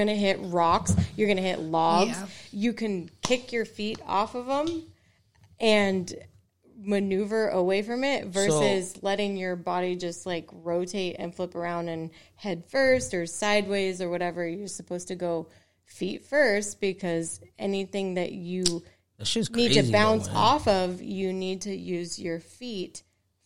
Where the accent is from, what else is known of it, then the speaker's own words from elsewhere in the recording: Oregon, United States; growing up in Oregon